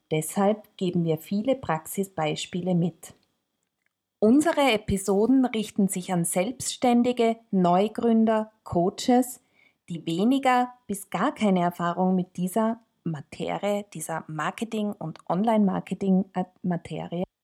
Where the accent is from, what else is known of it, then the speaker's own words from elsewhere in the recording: Tyrol, Austria; Zufälligerweise komme ich auch aus Tirol.